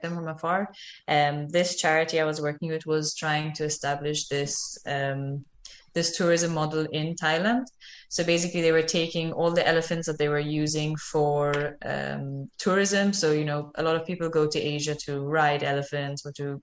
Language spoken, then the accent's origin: English; Malta; moved away as an adult; now in Costa Rica; I'm from Malta, which is a very tiny island in the Mediterranean